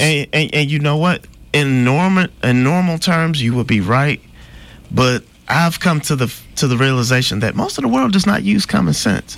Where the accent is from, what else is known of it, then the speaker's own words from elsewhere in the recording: Midwest, United States; I'm from the Midwest